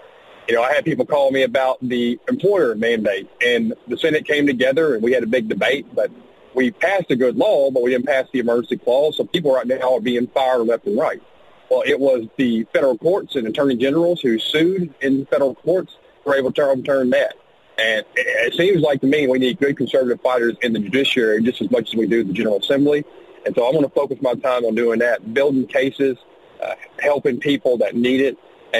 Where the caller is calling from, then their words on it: Little Rock, Arkansas, United States; I come from South Arkansas, Little Rock, dodging deer down here.